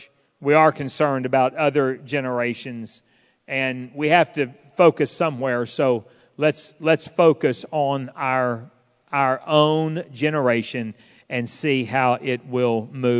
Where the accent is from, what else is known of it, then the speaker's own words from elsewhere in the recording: Fort Smith, Arkansas, United States; and we did not have a food pantry at the church I grew up in Fort Smith, but man, and my parents were not wealthy.